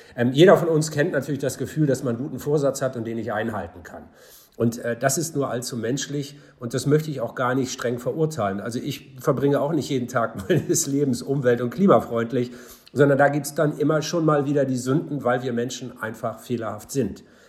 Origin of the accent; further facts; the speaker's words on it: Hamburg, Germany; in meiner Heimatstadt Hamburg